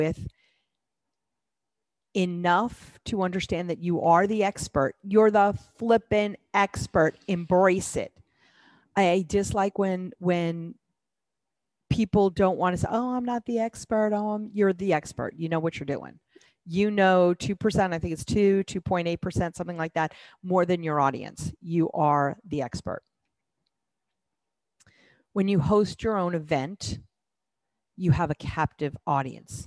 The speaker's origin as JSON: {"language": "English", "town": "New York City", "region": "New York", "country": "United States", "tie": "born or raised there", "said": "I grew up in New York City"}